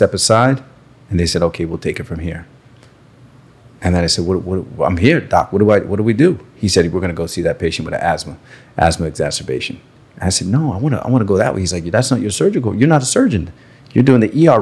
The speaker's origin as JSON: {"language": "English", "country": "Canada", "also_born_or_lived": "New York / Miami", "moved": "as an adult", "lives_now": "Broward County, United States", "said": "So originally from Canada."}